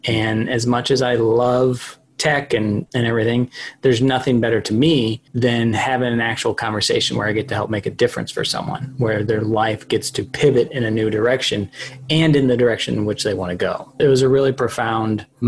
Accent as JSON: {"language": "English", "town": "St. Louis", "region": "Missouri", "country": "United States", "moved": "as an adult", "lives_now": "Austin, United States", "said": "I'm originally actually from St. Louis, but I moved to Austin, Texas in 2012"}